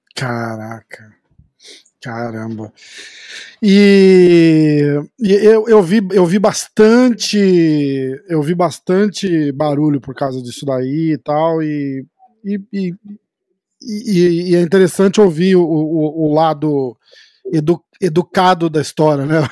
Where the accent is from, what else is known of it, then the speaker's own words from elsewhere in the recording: Brazil; eu sou brasileiro